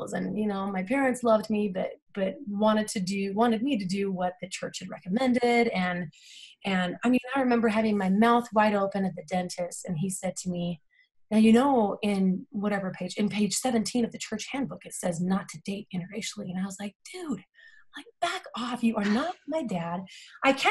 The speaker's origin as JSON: {"language": "English", "town": "Salt Lake City", "region": "Utah", "country": "United States", "tie": "born or raised there", "said": "I am from Salt Lake City, Utah. I went to Olympus High"}